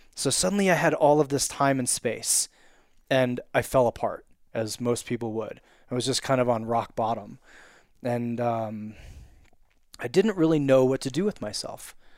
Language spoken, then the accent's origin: English; Wilton, Connecticut, United States; also born or lived in California; now in Evergreen, United States; I'm from Wilton, Connecticut, but living in Evergreen, Colorado.